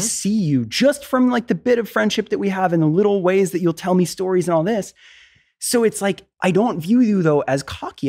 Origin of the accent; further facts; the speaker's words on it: Florida, United States; I, I grew up in Florida. I was East Coast.